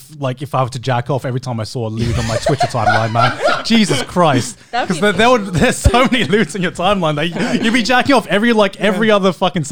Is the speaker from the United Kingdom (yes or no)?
yes; United Kingdom; being British